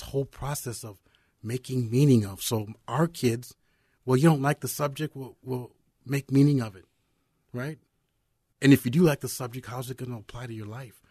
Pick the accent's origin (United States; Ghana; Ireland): United States; Apple Valley; also born or lived in Nebraska / Iowa; I'm from Apple Valley High School